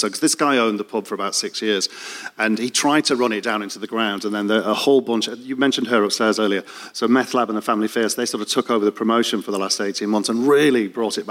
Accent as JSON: {"language": "English", "town": "Leeds", "region": "Yorkshire and the Humber", "country": "United Kingdom", "moved": "as an adult", "lives_now": "London, United Kingdom", "said": "I came from Leeds and I came out as a three-year-old."}